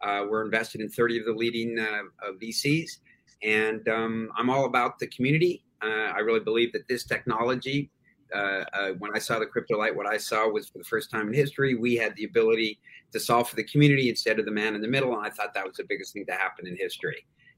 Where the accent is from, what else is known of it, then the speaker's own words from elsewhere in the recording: Los Angeles, California, United States; also born or lived in Sherman Oaks / New York; I grew up in Hollywood. I was actually fourth generation Hollywood.